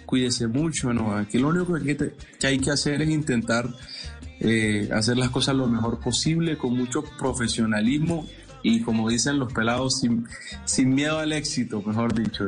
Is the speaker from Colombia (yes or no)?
yes; Colombian Pacific, Colombia; algo representativo de donde yo vengo, algo representativo del Pacífico